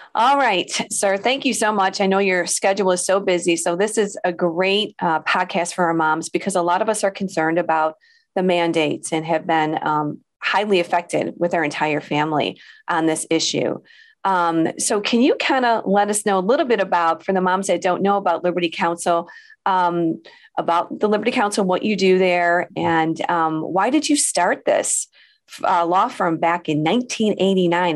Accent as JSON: {"language": "English", "region": "Illinois", "country": "United States", "tie": "born or raised there", "said": "here in Illinois. That is my home state"}